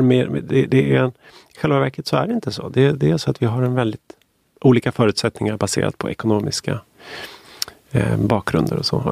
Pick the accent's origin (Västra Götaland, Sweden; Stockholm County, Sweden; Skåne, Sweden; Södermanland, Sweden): Stockholm County, Sweden; Stockholm; jag är född och uppvuxen i Stockholm